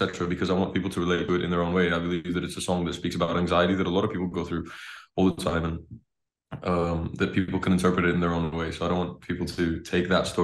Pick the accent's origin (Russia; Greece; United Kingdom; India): Greece; I grew up in Greece. I was born here as well.